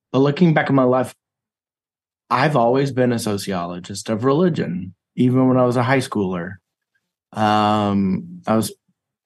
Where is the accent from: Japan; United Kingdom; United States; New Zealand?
United States; East Texas; I grew up in East Texas, and I grew up as a Southern Baptist